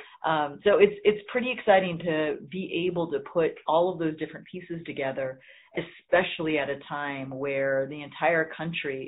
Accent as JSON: {"language": "English", "region": "Central Valley of California", "country": "United States", "tie": "born or raised there", "said": "I grew up in the Central Valley of California"}